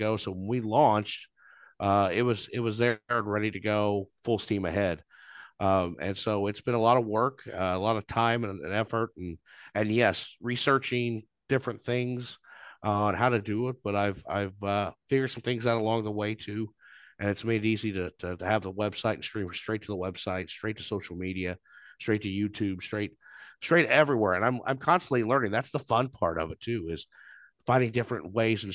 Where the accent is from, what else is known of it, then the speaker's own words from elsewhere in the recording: Southern Illinois, United States; moved away as an adult; also born or lived in Champaign, Illinois; now in Monticello, United States; I grew up in Southern Illinois, moved up here 15 years ago